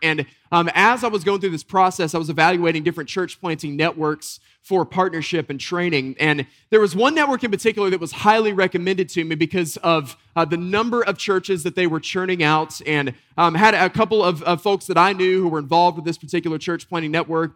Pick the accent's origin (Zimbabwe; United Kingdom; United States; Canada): United States; Western North Carolina; a boy growing up in Western North Carolina, we'd get these deep snows